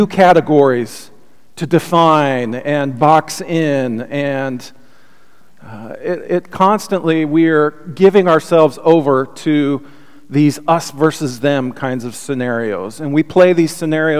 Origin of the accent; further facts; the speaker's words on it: United States; the churches that I grew up here with in the United States